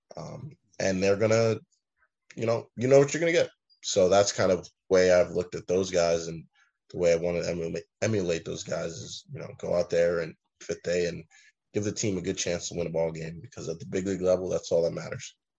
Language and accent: English; New York, United States; growing up in New York